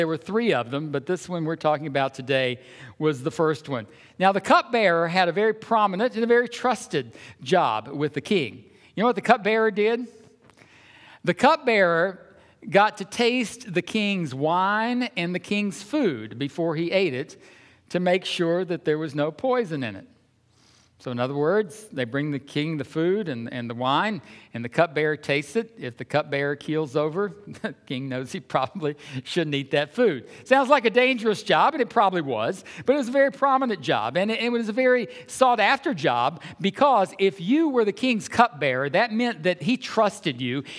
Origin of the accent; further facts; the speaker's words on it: Georgia, United States; because I grew up in Georgia, you remember, anytime we'd go north, it was so interesting. You'd go places and people would just come up to you and want you to talk.